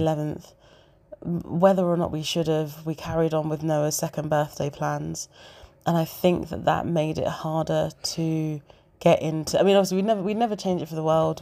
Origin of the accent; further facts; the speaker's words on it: Zimbabwe; now in United Kingdom; I'm from, I'm from Zimbabwe.